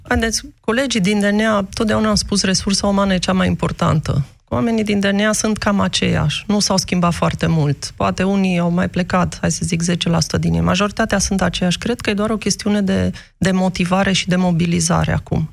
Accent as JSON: {"language": "Romanian", "country": "Romania", "moved": "as an adult", "said": "nu înseamnă că nu sunt român, nu înseamnă că nu-mi iubesc țara"}